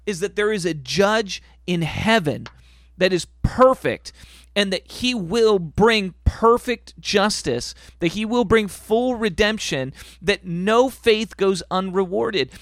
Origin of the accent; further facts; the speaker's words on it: United States; We are full Americans.